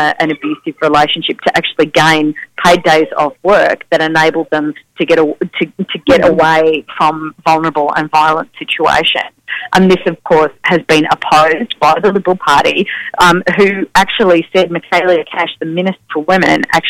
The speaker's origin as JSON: {"language": "English", "region": "Victoria", "country": "Australia", "tie": "born or raised there", "said": "my home state of Victoria"}